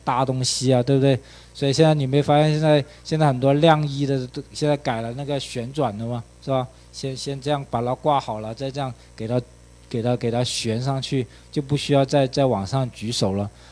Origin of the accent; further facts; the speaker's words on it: China; 我们中国人